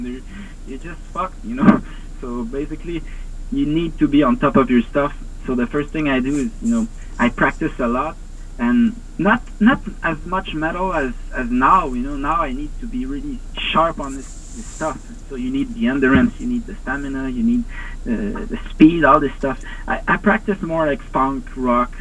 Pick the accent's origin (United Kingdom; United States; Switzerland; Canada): Canada; Montreal, Quebec; I'm from Montreal